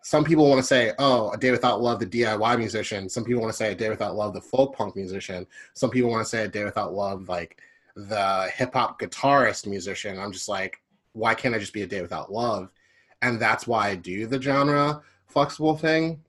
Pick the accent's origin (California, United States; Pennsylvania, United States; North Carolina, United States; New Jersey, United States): Pennsylvania, United States; Philadelphia; also born or lived in Glenside; I was born and raised in Philly.